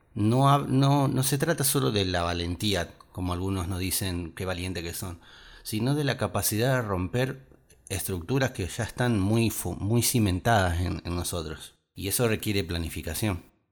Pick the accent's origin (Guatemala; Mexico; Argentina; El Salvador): Argentina; nuestra provincia y nuestro país